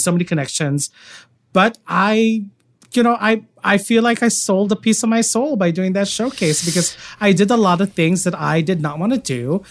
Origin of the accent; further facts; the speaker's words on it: Philippines; I'm Filipino